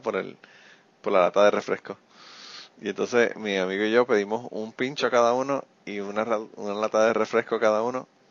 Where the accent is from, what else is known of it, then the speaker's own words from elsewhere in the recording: Utuado, Puerto Rico; mi pueblo, ¿verdad? El pueblo de Tuado